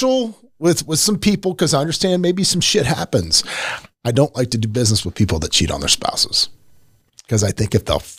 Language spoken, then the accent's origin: English; Florida, United States; moved away as an adult; also born or lived in Royal Oak, Michigan; I was from Florida